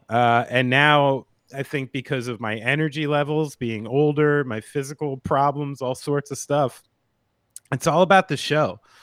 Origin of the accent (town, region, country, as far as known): United States